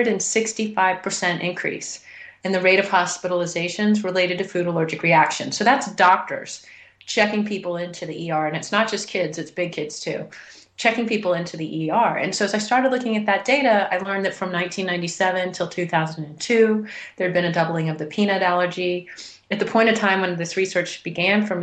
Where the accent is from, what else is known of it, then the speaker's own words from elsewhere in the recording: Houston, Texas, United States; now in Boulder, United States; I'd been born and raised in Houston, Texas